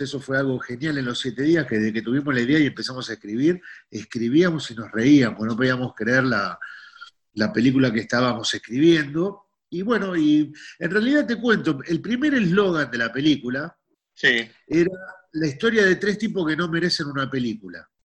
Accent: Buenos Aires, Argentina; los porteños somos

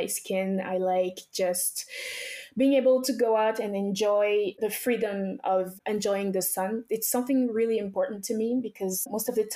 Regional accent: France; also born or lived in Togo / Benin; I was actually born in Togo, West Africa. I grew up until I was about 7 years old in Benin. So after I was born in Togo, my family and I went straight to Benin, which are close countries. They're basically the same culture. After that, we came straight to France. This is when I started going to middle school

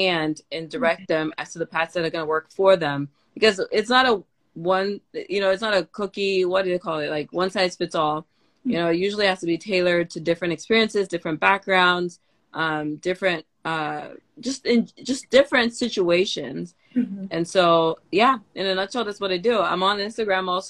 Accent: Cameroon; also born or lived in Curaçao; now in Tennessee, United States; I'm an immigrant from Cameroon. I live currently in the state of Tennessee in the U.S.

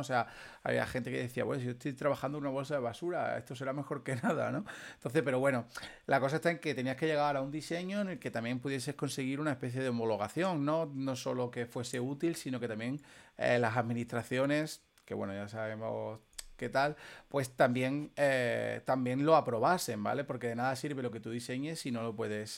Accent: Extremadura, Spain; nosotros somos de Extremadura

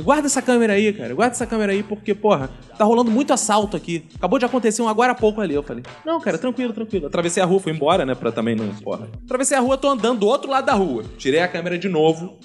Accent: Rio de Janeiro, Brazil; sou do Rio de Janeiro

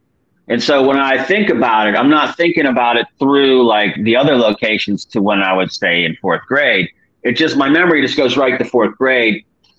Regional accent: Detroit, Michigan, United States; born there; I mean, I was born in Detroit, actually.

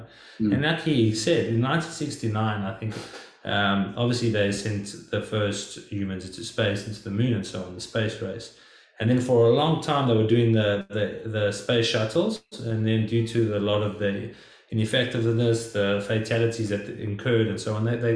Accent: South Africa; now in United States; us growing up in South Africa and now me living in the United States

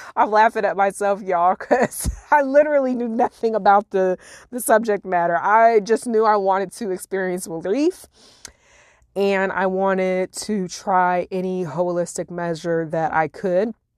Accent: Illinois, United States; moved away; my hometown in Illinois

